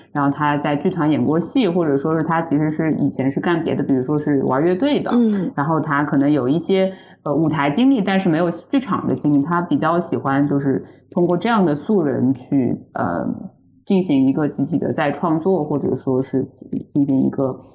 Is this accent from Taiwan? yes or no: no; China; 我们中国人可以说是从小传统教育它就是一种就是答题的，就是那个应试教育的这种逻辑下成长起来的